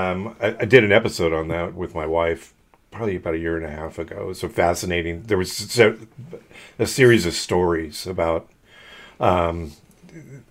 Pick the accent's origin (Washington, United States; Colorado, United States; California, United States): California, United States; accent: California; our California accent